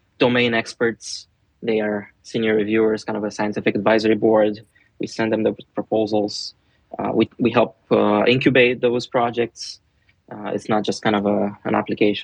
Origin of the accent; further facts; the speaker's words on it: Romania; I'm from Romania